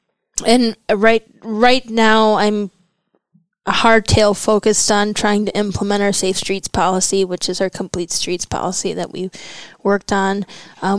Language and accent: English; northeastern Wisconsin, United States; moved away as an adult; also born or lived in Milwaukee, Wisconsin; I was born here, but my parents hightailed it to northeastern Wisconsin when my dad lost his job here in Milwaukee in the 80s